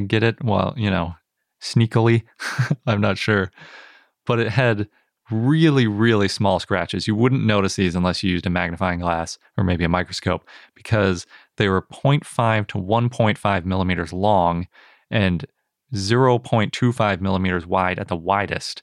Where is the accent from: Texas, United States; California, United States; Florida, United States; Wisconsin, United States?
Wisconsin, United States; I'm from Wisconsin, and sometimes we make the A's a little bit that way